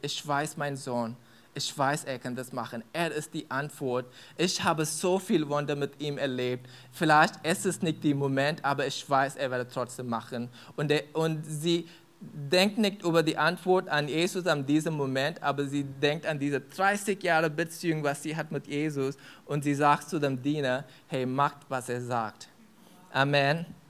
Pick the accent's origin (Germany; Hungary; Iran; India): India; German is a second language; moved away; ich komme aus Indien